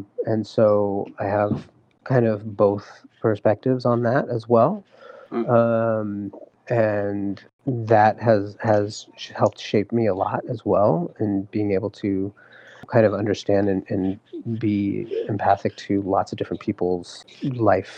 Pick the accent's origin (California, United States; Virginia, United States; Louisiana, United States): California, United States; I was born and raised here in California.